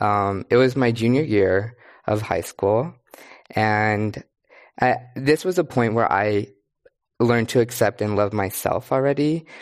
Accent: Kerman, California, United States; moved away as an adult; also born or lived in Berkeley, California; I grew up in Carmen, California, which is majority Latinx

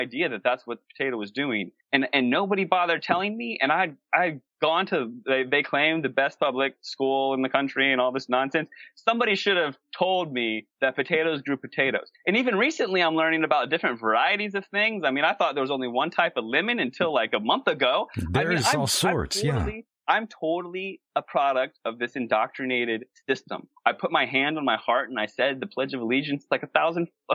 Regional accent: East Coast, United States; moved away as an adult; also born or lived in Los Angeles / San Diego / Canada; now in Sedona, United States; I grew up on the East Coast.

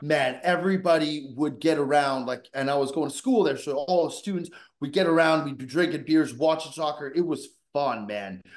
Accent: Vancouver, British Columbia, Canada; I grew up in Vancouver, British Columbia

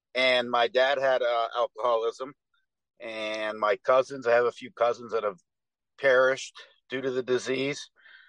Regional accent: New England, United States; I grew up in New England.

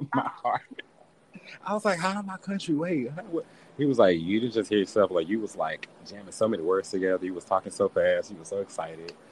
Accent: Houston, Texas, United States; accent: Houston; my Houston accent

